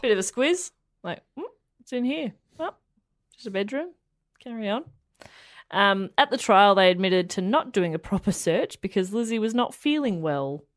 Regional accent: Australia; We're Australian.

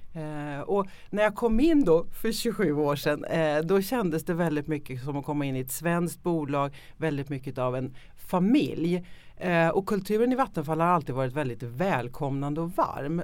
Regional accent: Sweden; vi ofta väldigt som svenskar också självkritiska

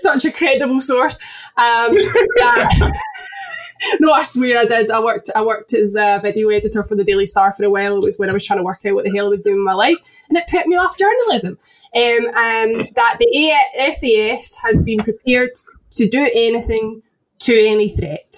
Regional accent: Paisley, Scotland, United Kingdom; I'm from Paisley.

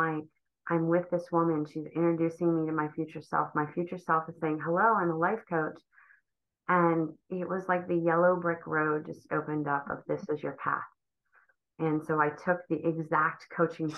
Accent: Ohio, United States; moved away as an adult; also born or lived in Cleveland, Ohio; I grew up in Ohio

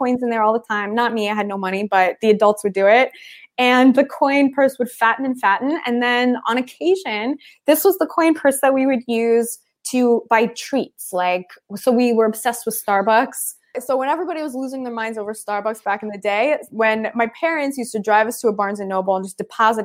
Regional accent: Philadelphia, Pennsylvania, United States; I grew up in Philly

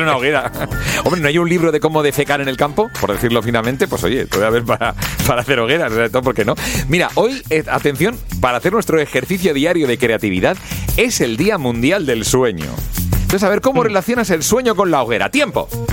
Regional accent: Catalonia, Spain; Tú y yo que somos catalanes

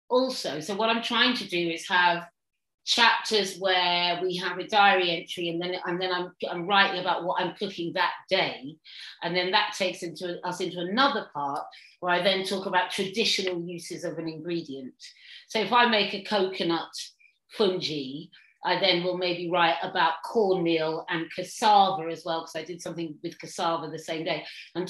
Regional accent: Suffolk, East of England, United Kingdom; now in London, United Kingdom; I grew up in Suffolk, and then I used to come down to London, and when I finally moved to London

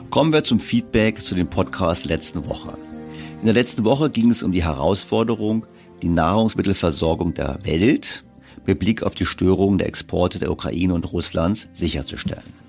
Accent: Germany; wir Deutsche

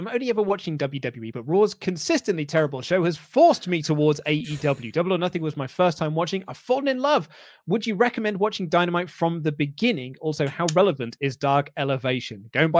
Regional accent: West Midlands, United Kingdom; I'm from the West Midlands. And it's so funny when my American friend copies me accents.

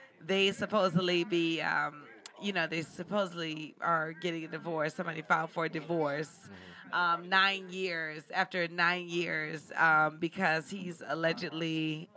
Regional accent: New Orleans, Louisiana, United States; moved away; from New Orleans originally

